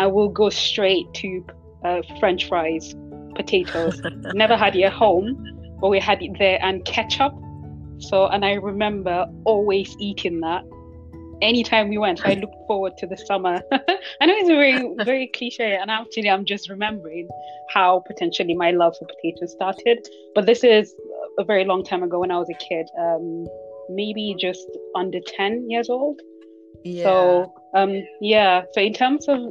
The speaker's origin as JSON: {"language": "English", "country": "Nigeria", "tie": "born or raised there", "moved": "yes", "said": "I grew up in Nigeria"}